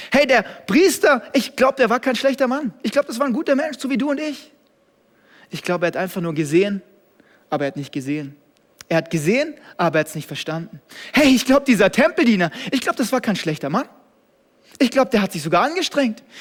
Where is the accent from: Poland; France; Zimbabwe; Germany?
Germany; Ich kannte es als Deutscher gar nicht, dass es sowas gibt.